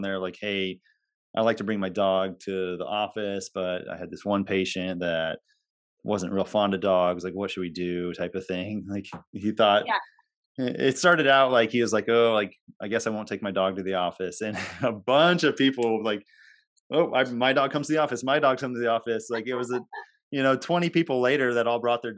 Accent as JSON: {"language": "English", "region": "Nebraska", "country": "United States", "tie": "born or raised there", "moved": "yes", "lives_now": "Iowa, United States", "said": "I grew up in Nebraska."}